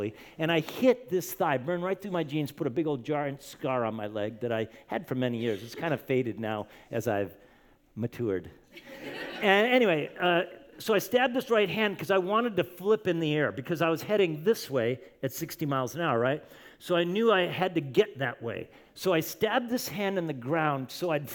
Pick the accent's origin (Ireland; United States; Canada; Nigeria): United States; Camarillo, California; I grew up in Camarillo, California, which is kind of by Ventura County